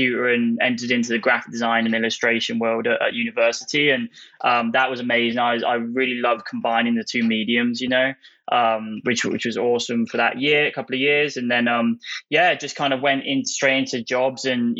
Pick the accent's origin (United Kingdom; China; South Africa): United Kingdom; England; moved away as an adult; now in San Francisco, United States; I'm from England, the UK, and came over here about 4 years ago